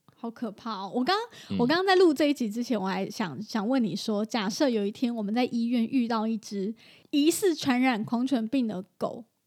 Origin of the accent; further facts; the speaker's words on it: Taichung, Taiwan; 就是我台中人